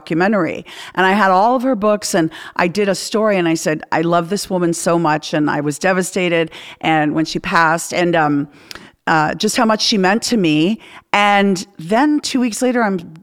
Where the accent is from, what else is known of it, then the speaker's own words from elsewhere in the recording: Canada; I'm Canadian